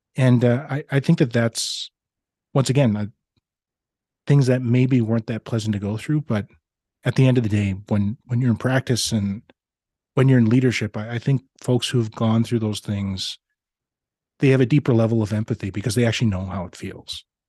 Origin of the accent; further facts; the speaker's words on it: Regina, Saskatchewan, Canada; now in Grande Prairie, Canada; I grew up in Regina, Saskatchewan